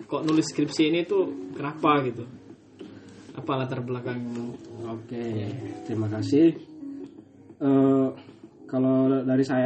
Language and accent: Indonesian; Lasang, East Nusa Tenggara, Indonesia; born there; khususnya di tempat saya tempat lahir saya di Kampung Lasang.